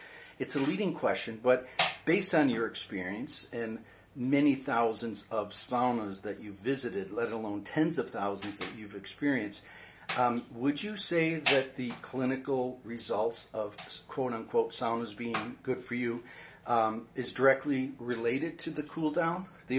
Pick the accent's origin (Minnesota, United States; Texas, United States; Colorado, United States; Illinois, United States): Minnesota, United States; now in San Francisco, United States; You know, it was easy for me. I came from Minnesota.